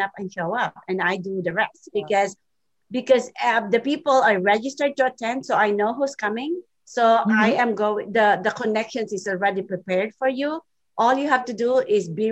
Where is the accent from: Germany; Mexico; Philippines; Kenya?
Philippines; English is a second language; moved away; I'm from the Philippines, and English is my second language.